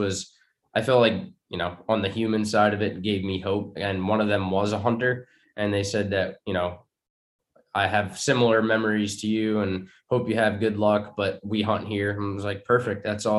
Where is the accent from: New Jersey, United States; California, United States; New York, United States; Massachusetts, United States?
New York, United States; Maybe it's a little bit of softness growing up in New York